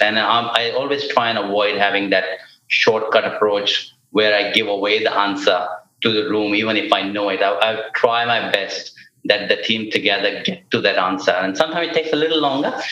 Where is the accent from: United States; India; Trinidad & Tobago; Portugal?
India; when it comes to music and sports, I am very Indian